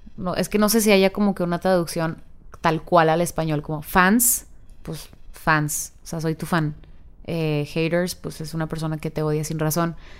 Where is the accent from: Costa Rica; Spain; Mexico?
Mexico; northern Mexico; mezclo a veces como el inglés con el español porque soy del norte